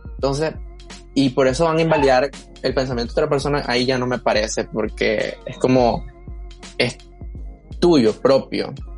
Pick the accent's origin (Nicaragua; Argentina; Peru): Nicaragua; soy un nicaragüense que es parte de la comunidad LGBT.